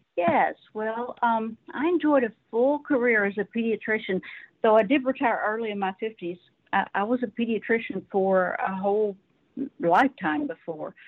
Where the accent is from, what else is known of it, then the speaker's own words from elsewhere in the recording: Arkansas, United States; I was raised in the South. I'm a Southern girl.